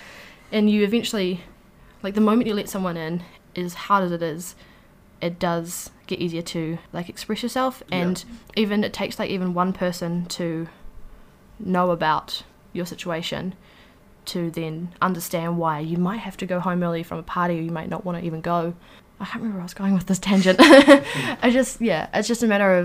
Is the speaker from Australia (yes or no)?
no; New Zealand; also born or lived in Wellington; I was living in Wellington, and my hometown is like 2 hours away, roughly